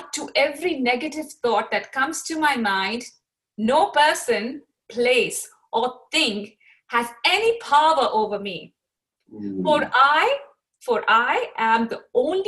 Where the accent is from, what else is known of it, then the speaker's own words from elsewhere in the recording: Pakistan; I am from Pakistan